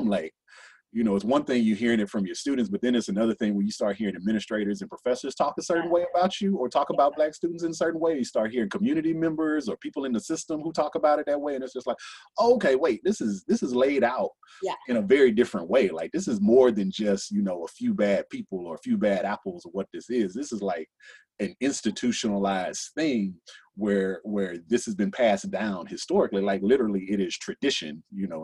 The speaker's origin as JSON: {"language": "English", "region": "Texas", "country": "United States", "moved": "yes", "lives_now": "Louisville, United States", "said": "I'm from Texas"}